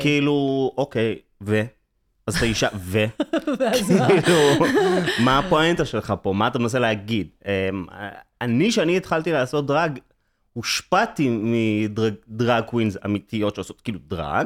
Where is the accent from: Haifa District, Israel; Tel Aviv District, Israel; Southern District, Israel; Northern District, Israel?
Tel Aviv District, Israel; Herzliya; גדלתי בהרצליה, בעיקרון